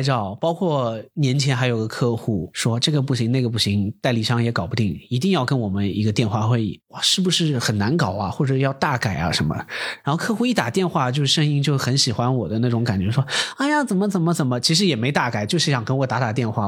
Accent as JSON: {"language": "Chinese", "region": "Shanghai", "country": "China", "accent": "Shanghainese", "said": "我说上海话"}